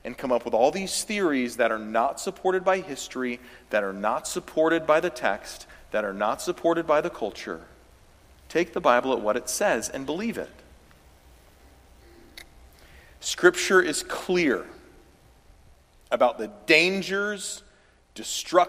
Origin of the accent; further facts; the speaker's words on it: the South, United States; I'm from the South